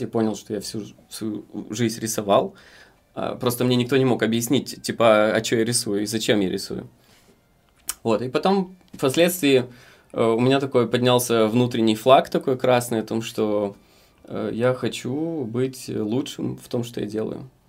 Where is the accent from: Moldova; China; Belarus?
Moldova; Dubăsari, Transnistria; moved away; я из Приднестровья, э, из города Дубасары